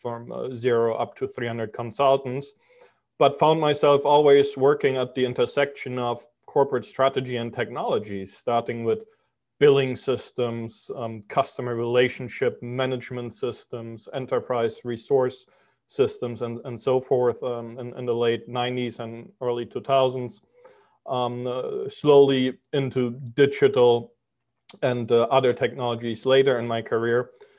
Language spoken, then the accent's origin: English; Germany; moved away as an adult; also born or lived in Europe / New York City, United States; now in Miami Beach, United States; I'm originally from Germany. I grew up all over Europe. Moved to the US 20 years ago, spent 15 years in New York City.